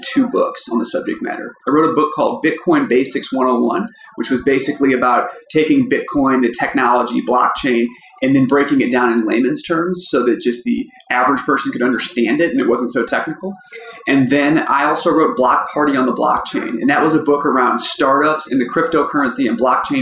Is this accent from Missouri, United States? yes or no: yes; St. Louis, Missouri, United States; I'm from St. Louis. I grew up here.